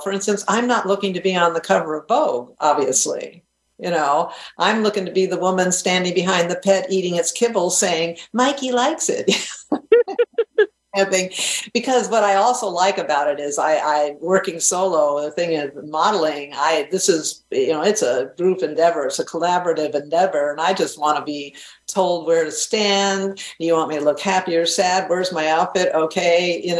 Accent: New England, United States; I grew up in New England. That's what happened to me.

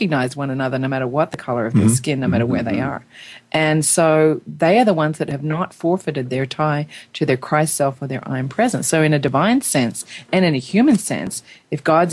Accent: Australia; now in United States; I'm an Australian. I'm now an American. I have dual citizenship.

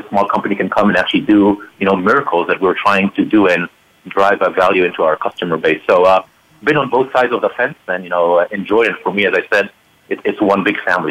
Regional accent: Israel; now in Palo Alto, United States; being an Israeli born and raised person

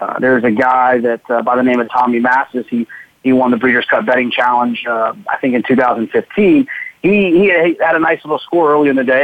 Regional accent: Dallas, Texas, United States; where I grew up in Dallas, Fort Worth.

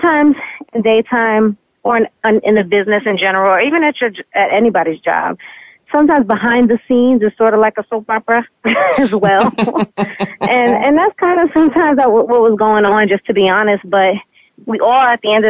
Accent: New York, United States; I'm from New York

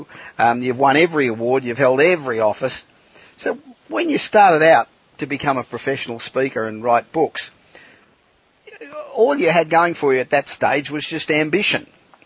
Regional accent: Australia; You know, I'm an Aussie, and you've been over to Australia lots and lots of times

